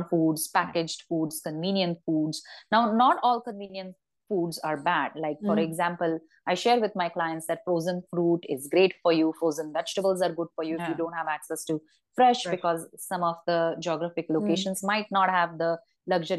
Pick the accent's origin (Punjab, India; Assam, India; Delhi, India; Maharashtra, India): Maharashtra, India; Ratnagiri; growing up in Ratnagiri